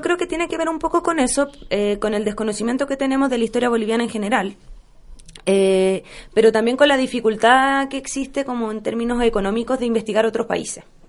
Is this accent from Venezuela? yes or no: no; Chile; tenemos como chilenos